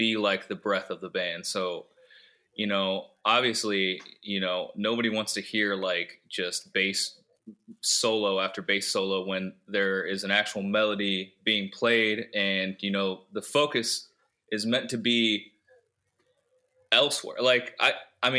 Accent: Youngstown, Ohio, United States; I'm from Youngstown. I'm 25

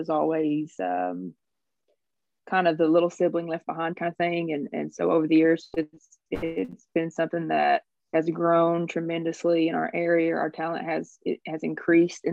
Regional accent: Oliver Springs, Tennessee, United States; I'm from this county as well.

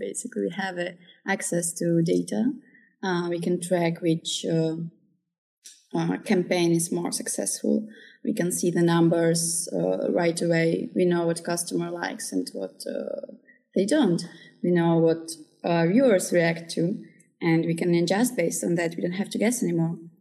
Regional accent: Czechia; also born or lived in Ukraine; I was born in Ukraine. I have some Kazakh roots too, but I basically grew up here in Czech Republic for most of my life

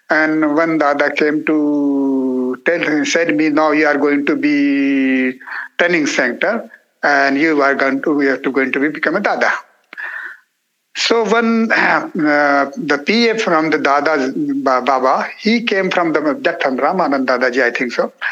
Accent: India; first language Marathi; English is a second language; because of my mother tongue is my natural tongue is Marathi.

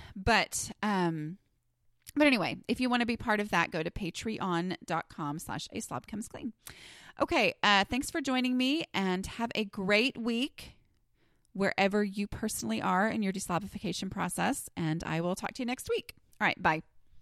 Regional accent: Southern, United States; accent: Southern; my Southern accent increases significantly

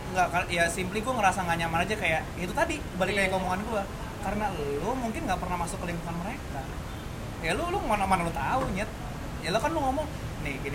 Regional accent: Tangerang, Banten, Indonesia; born there; Surabaya tapi gue lahir di Tangerang keluarga gue banyak kan orang Surabaya

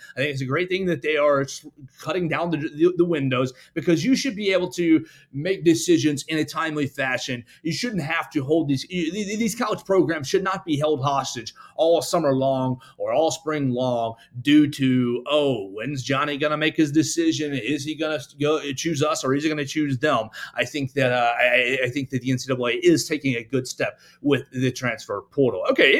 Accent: Chattanooga, Tennessee, United States; I'm from Chattanooga, Tennessee.

